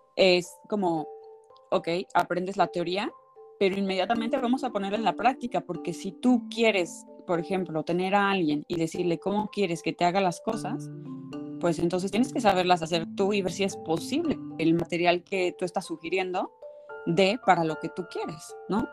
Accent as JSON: {"language": "Spanish", "region": "State of Mexico", "country": "Mexico", "tie": "born or raised there", "said": "yo nací en la Ciudad de México, bueno, en el Estado de México exactamente"}